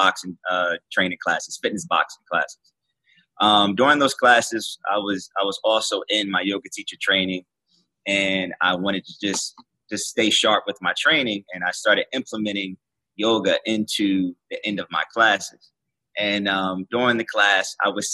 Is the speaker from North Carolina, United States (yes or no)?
no; Trenton, New Jersey, United States; we're both from Trenton, New Jersey